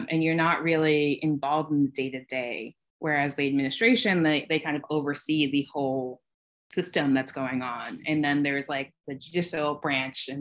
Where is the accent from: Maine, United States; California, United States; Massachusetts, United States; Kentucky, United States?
Massachusetts, United States; Boston; now in Troy, United States; I live in Troy, New York. I'm from the Boston area.